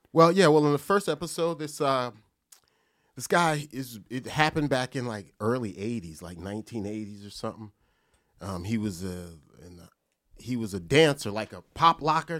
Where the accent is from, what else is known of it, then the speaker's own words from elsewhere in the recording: Perth Amboy, New Jersey, United States; Perth Amboy, New Jersey